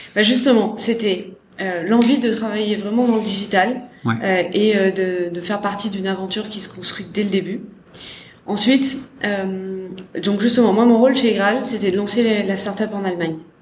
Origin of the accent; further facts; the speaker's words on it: Salon-de-Provence, Provence-Alpes-Côte d'Azur, France; moved away as an adult; also born or lived in Lyon; J'ai grandi à Salon de Provence. Ouais. Dans le sud de la France